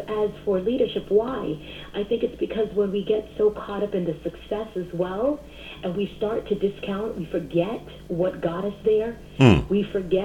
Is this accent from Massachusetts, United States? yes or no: yes; Boston, Massachusetts, United States; I am born and bred right here in Boston, Massachusetts